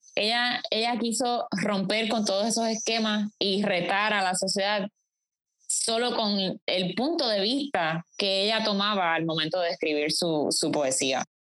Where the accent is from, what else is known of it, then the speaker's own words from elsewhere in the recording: Puerto Rico; mucho de lo que somos como puertorriqueños